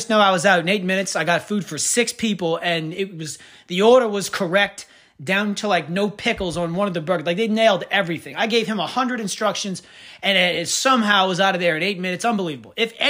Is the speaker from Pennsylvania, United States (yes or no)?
no; Kenner, Louisiana, United States; I'm from Kenner